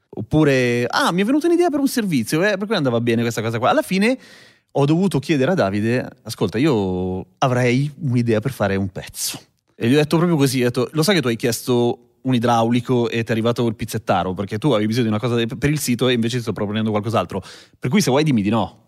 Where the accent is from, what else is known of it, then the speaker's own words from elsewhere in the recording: Milan, Lombardy, Italy; allora sono nato a Milano, però sono nato da genitori cileni che sono arrivati qua nel 75